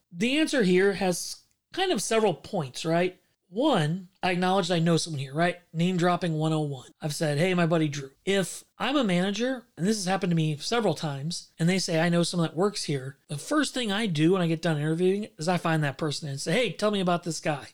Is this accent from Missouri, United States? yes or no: yes; St. Louis, Missouri, United States; I grew up in Saint Louis